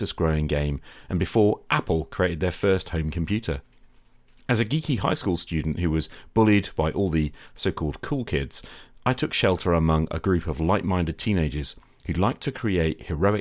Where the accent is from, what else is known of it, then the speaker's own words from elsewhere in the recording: United Kingdom; British high school teacher